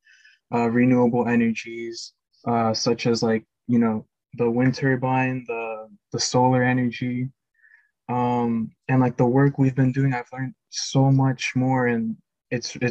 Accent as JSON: {"language": "English", "region": "Florida", "country": "United States", "said": "I am from Florida"}